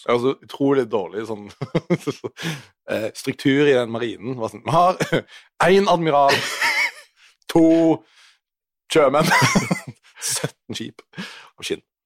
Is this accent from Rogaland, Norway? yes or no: yes; Western Norway, Rogaland, Norway; also born or lived in Oslo; Jeg er en vestlending